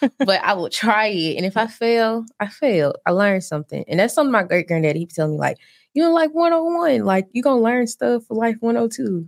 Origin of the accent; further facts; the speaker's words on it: Birmingham, Alabama, United States; moved away as an adult; also born or lived in New Jersey; I'm originally from Birmingham, Alabama